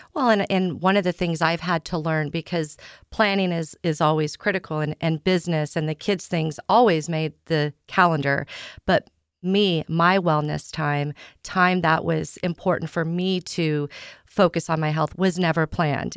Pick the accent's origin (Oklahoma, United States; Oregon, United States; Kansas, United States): Kansas, United States; Southeast; moved away as an adult; now in San Diego, United States; I grew up in the Midwest in a small town in Southeast Kansas